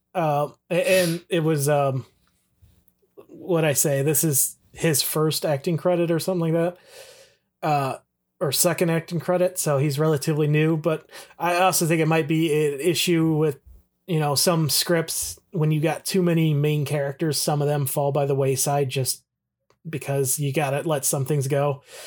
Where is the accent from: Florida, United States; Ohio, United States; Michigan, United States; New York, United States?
Ohio, United States; Toledo; I'm from the Toledo area